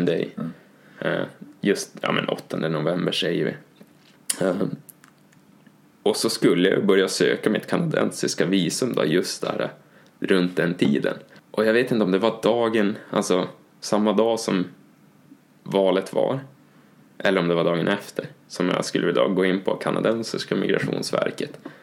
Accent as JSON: {"language": "Swedish", "region": "Norrland", "country": "Sweden", "said": "som norrlänning"}